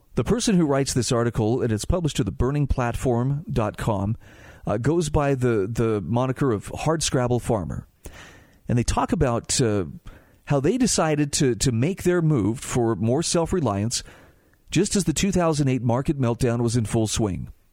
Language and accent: English; Utah, United States; my home state of Utah